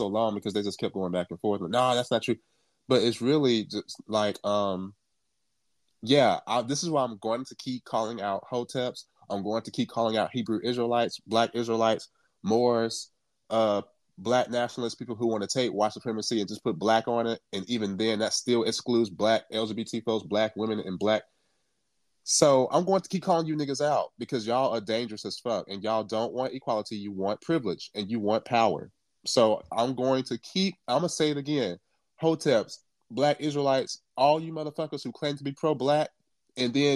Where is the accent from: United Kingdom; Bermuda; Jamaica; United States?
Jamaica; I'm from Jamaica, so apparently I'm not black either because I'm not American.